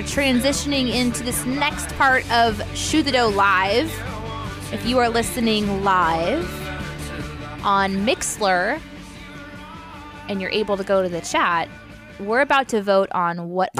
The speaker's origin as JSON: {"language": "English", "town": "Springfield", "country": "United States", "tie": "born or raised there", "said": "when I was growing up in Springfield."}